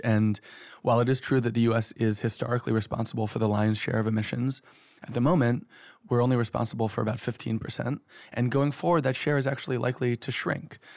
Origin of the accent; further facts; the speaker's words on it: New York City, New York, United States; I'm a New Yorker. I've lived, you know, middle class, upper middle class life in one of the richest cities in the richest country in the world